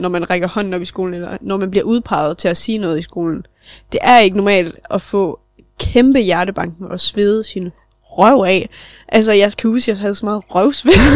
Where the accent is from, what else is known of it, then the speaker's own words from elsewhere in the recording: Nibe, North Denmark Region, Denmark; Selvfølgelig er vi opvokset i Nibe